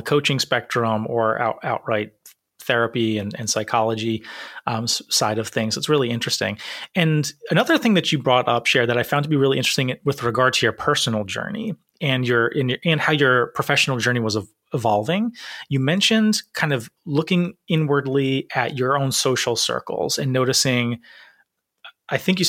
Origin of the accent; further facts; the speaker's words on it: Rhode Island, United States; I wonder how white Rhode Island is, because that's my home state